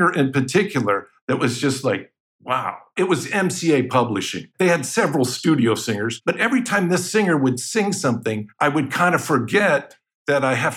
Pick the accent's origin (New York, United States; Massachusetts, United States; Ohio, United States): Ohio, United States; also born or lived in Boston; now in Los Angeles, United States; I'm from Ohio